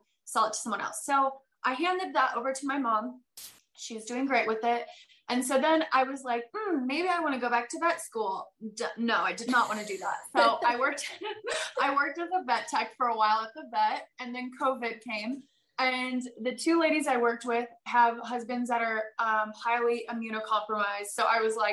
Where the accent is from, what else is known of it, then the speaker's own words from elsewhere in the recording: Granby, Colorado, United States; moved away as an adult; also born or lived in Wyoming / Alaska; got a job back in my hometown in Colorado, which was the wildest thing. And so I quit FBN and I moved back to my hometown